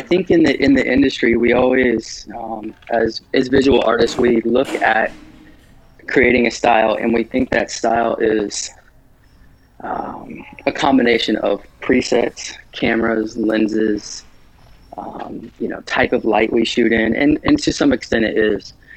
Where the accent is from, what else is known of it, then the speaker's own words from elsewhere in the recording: Midwest, United States; I grew up in the Midwest and my family didn't have a lot of money growing up